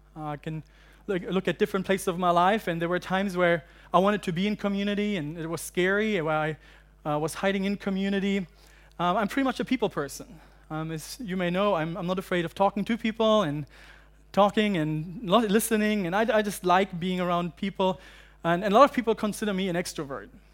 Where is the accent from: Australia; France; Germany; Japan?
Germany; also born or lived in United Kingdom / United States; now in Hong Kong; I'm from Germany originally, uh, but I lived in the U K and I lived in the U S for a while and then seven years ago I moved to Hong Kong.